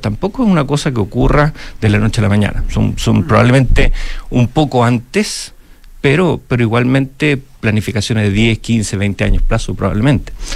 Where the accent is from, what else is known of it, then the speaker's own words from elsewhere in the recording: Chile; nosotros como chilenos